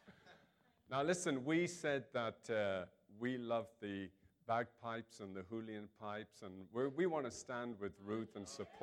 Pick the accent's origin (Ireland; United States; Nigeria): Ireland; I'm obviously from Ireland